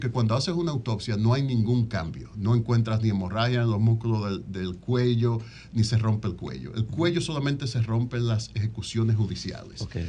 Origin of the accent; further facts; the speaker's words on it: Dominican Republic; moved away as an adult; now in Washington, D.C., United States; soy dominicano, pero tengo 30 años fuera del sistema dominicano